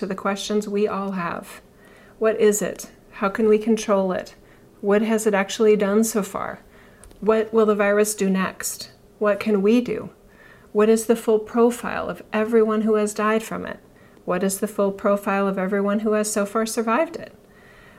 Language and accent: English; United States; As an American